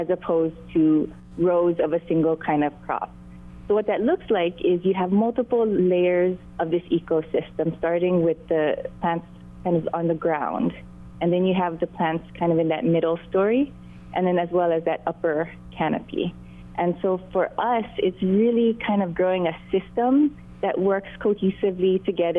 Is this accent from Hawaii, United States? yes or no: yes; Maui, Hawaii, United States; my husband and I were both born and raised on Maui